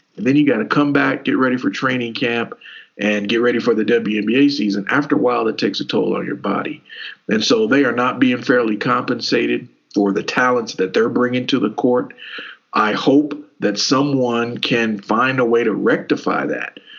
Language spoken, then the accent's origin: English; Kentucky, United States; we grew up in Kentucky